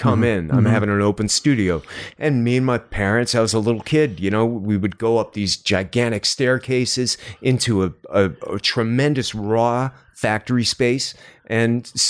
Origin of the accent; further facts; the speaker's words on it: New York, United States; I grew up outside of Manhattan.